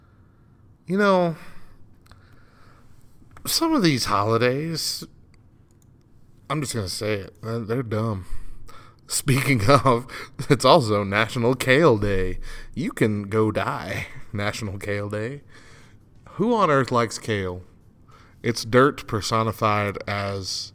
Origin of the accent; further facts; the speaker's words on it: New Mexico, United States; I come from New Mexico